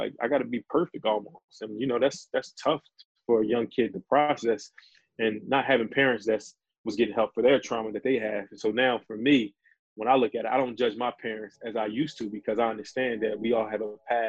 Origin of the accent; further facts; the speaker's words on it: Philadelphia, Pennsylvania, United States; I'm from Philadelphia, Pennsylvania